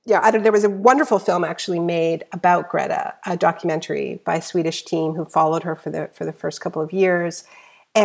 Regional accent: Canada; being a Canadian

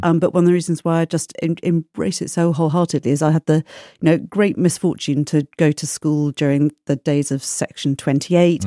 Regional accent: Oxfordshire, Gloucestershire, South East England, United Kingdom; moved away as an adult; now in Brighton, United Kingdom; I'm from Oxfordshire, Gloucestershire

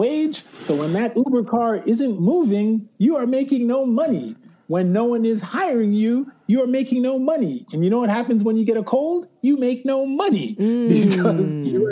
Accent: Jamaica; As a Jamaican

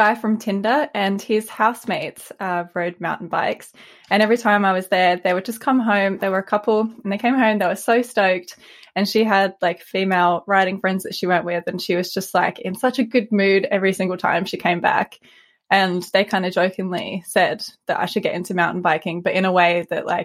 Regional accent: Australia; moved away; also born or lived in Sydney; I'm Australian and I was living in Sydney at the time

